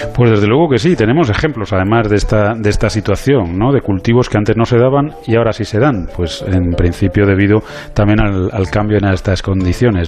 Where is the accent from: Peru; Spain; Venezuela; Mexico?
Spain; Yo como español